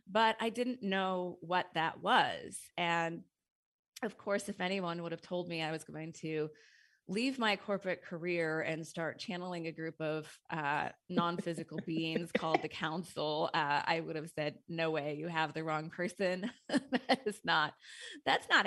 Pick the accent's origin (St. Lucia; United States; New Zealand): United States; Montana; moved away as an adult; now in Seattle, United States; I had a corporate career in Seattle. Uh, I moved to Seattle from Montana to go to college and then started in the technology world there